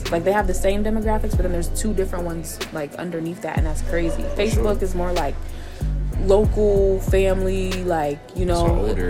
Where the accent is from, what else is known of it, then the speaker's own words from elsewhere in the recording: Harrisburg, Pennsylvania, United States; I'm from Harrisburg